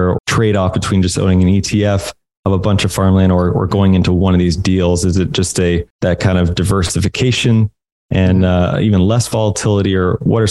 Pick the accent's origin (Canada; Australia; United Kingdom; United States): United States; Indiana; I grew up in Indiana, where it just seemed like the entire state was cornfields.